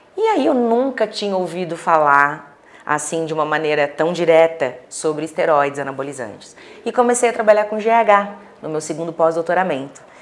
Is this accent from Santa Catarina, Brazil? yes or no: yes; Florianópolis, Santa Catarina, Brazil; now in Balneário Camboriú, Brazil; eu sou natural de Florianópolis, mas moro em Balneário Camboriú